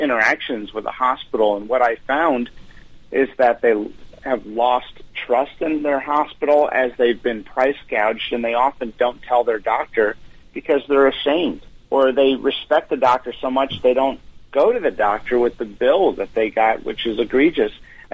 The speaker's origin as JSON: {"language": "English", "region": "Pennsylvania", "country": "United States", "tie": "born or raised there", "said": "this post-industrial, post-steel town in my home state of Pennsylvania"}